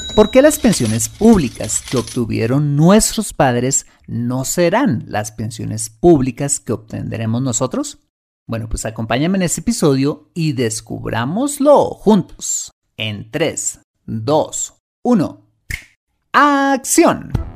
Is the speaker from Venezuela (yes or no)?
no; Colombia; mi país, Colombia